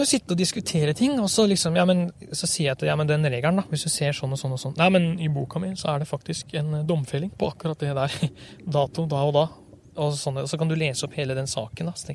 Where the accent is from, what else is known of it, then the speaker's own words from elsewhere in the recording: Western Norway, Norway; Eh, det er klart, eh, jeg er vel en vestlending. Jeg er det. Jeg trives godt her oppe, sjøl om dialekta henger lite grann igjen.